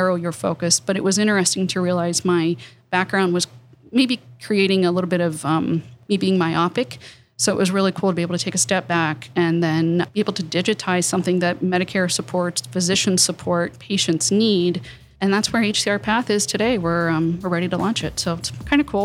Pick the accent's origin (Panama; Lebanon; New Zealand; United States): United States; Appalachia; I grew up on the Ohio River, very small town